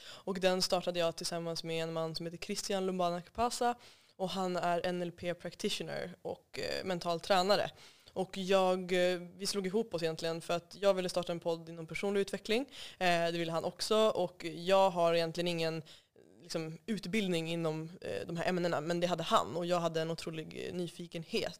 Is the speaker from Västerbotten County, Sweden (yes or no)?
yes; Umeå, Västerbotten County, Sweden; jag kommer ifrån Umeå och eh, är född och uppvuxen där